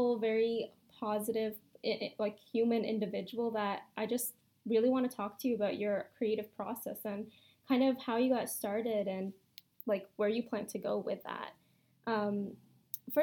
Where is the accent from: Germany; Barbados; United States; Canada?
Canada; growing up Pakistani in Canada in a Western society